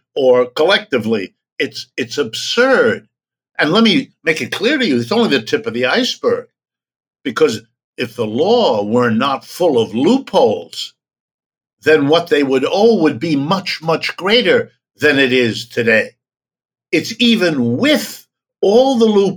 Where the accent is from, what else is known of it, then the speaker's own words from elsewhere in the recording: United States; as an American